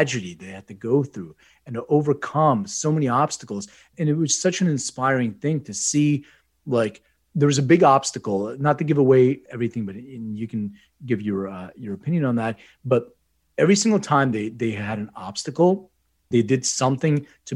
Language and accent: English; Lithuania; moved away; I was born in Lithuania